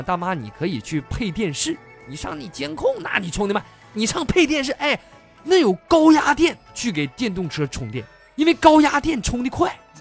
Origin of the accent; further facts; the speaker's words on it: China; 只有我们中国人才知道